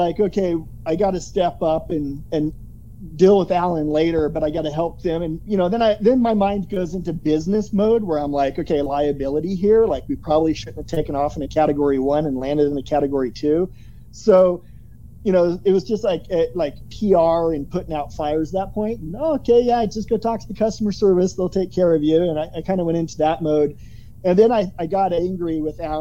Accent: Oregon, United States; moved away; also born or lived in Florida; growing up in Oregon

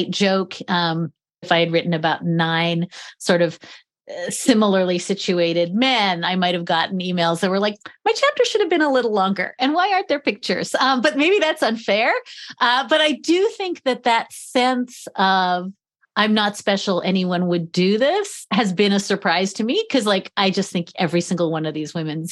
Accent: Charlottesville, Virginia, United States; that was my hometown

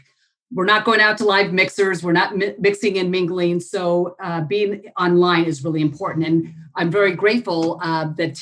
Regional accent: Los Angeles, California, United States; moved away as an adult; also born or lived in Hawaii; I grew up in the San Fernando Valley.

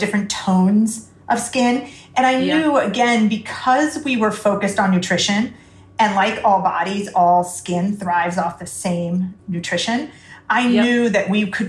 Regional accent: United States; moved away; I'm coming from America

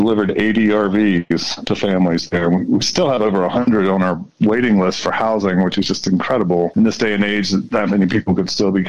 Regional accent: Colorado, United States; hi, I'm a father from Colorado.

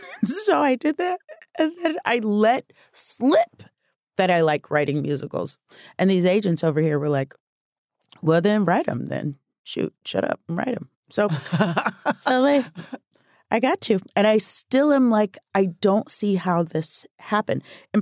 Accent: Omaha, Nebraska, United States; I'm from Omaha, Nebraska. And I thought I would live there forever and do musicals at night and deliver the mail in the day.

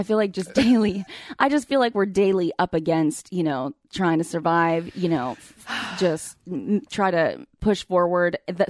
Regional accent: Texas, United States; I'm also from Texas. So if there's ranch available, you know, I ask.

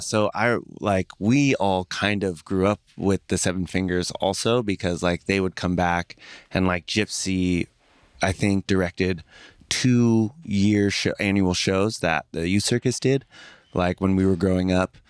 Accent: San Francisco, California, United States; also born or lived in East Bay; growing up in San Francisco, I was born in the East Bay

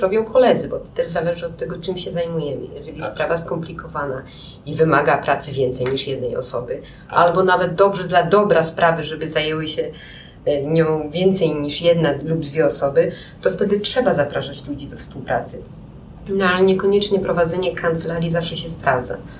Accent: Białystok, Podlaskie Voivodeship, Poland; moved away as an adult; also born or lived in Łódź; now in Warsaw, Poland; W Białymstoku, do Białego Stoku przenieśliśmy się z rodzicami, kiedy miałam 9 lat

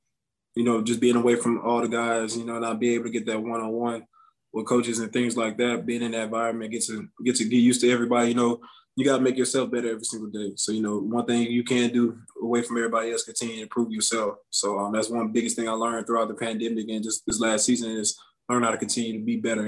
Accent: Houston, Texas, United States; It wasn't that bad because like two of my older siblings are a lot older than me.

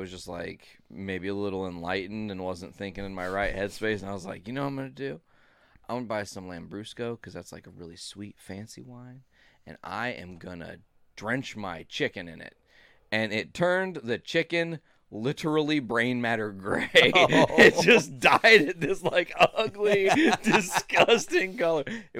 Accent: North Carolina, United States; I'm from North Carolina

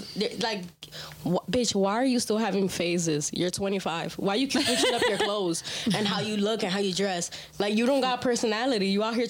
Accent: New York, United States; I'm from New York and we say nigga, so that's just how I talk.

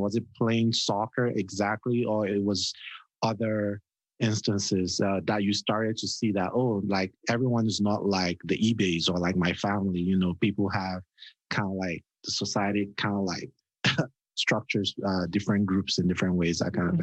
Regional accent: Nigeria; I'm Nigerian

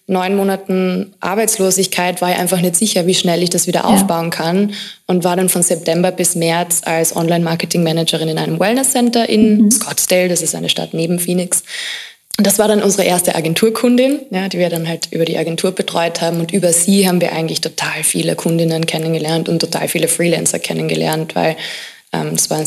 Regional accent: Carinthia, Austria; Also ich bin in Kärnten aufgewachsen, relativ konservativ.

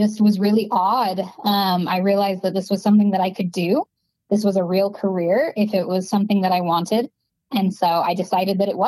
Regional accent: Vernon, Utah, United States; moved away; I'm from Vernon, Utah, which is a really small farming town. There are more cows than people

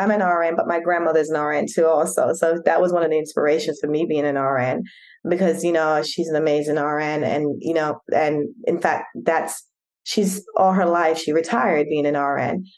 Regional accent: New York, United States; also born or lived in Jamaica; now in Atlanta, United States; I was born in Jamaica, but raised in New York and then now reside in Atlanta with my family.

